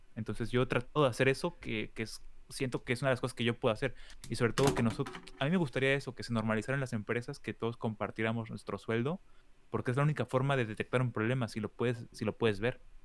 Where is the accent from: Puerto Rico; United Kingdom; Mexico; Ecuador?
Mexico; State of Mexico; now in Germany; yo que soy del Estado de México